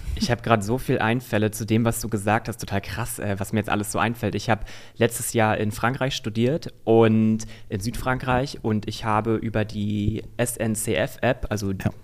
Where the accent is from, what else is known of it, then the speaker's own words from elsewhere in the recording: Berlin, Germany; also born or lived in Strausberg; Ich bin Berliner, aber ich komme halt aus dem Osten der Stadt und deswegen Strausberg nicht weit weg und da habe ich mein Abi gemacht